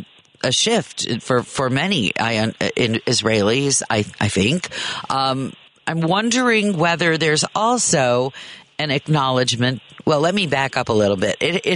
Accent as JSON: {"language": "English", "country": "United States", "said": "as an American who's only spent a little bit of time in Israel"}